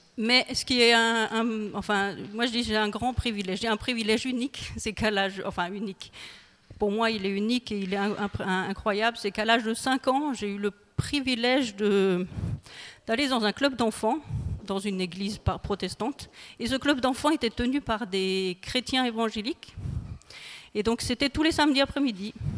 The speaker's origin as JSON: {"language": "French", "town": "Colmar", "region": "Grand Est", "country": "France", "tie": "born or raised there", "also_born_or_lived": "Île-de-France", "moved": "as an adult", "lives_now": "Guebwiller, France", "said": "je suis originaire de l'Alsace. J'ai grandi en Alsace"}